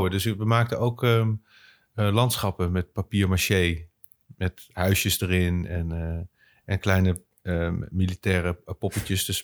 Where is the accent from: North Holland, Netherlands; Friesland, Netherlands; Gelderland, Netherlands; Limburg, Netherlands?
North Holland, Netherlands; Bussum; moved away as an adult; also born or lived in Kampen; ik kom uit, uit eh, Bussum, ik kom uit het Gooi.